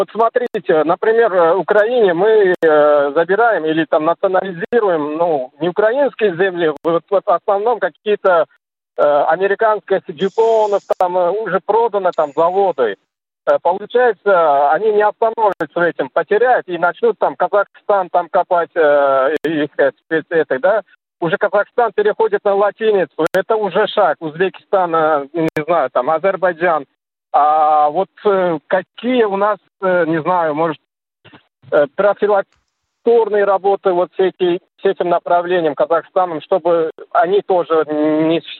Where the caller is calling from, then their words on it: Moscow Oblast, Russia; вот я из Московской области, мой круг, мои знакомые, мужчины, женщины, все, все вот поддерживают, большинство.